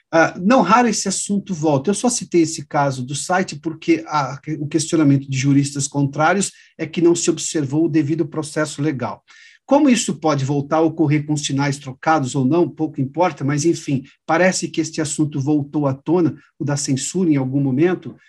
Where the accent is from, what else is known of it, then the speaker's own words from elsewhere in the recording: interior of São Paulo, Brazil; Eu sou do interior de São Paulo